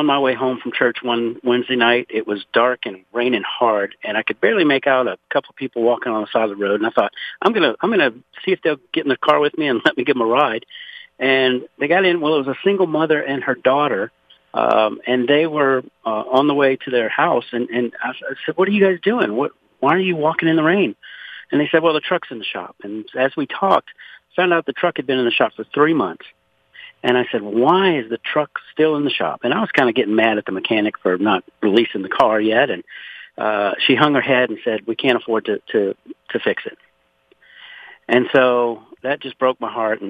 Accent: Pointe à la Hache, Louisiana, United States; now in Conroe, United States; I was born and raised in Louisiana, actually 60 miles south of New Orleans in a place called Point Lahash

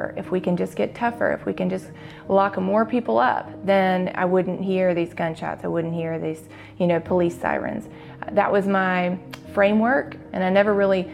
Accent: Jackson, Mississippi, United States; I grew up in West Jackson, in a wonderful, happy home

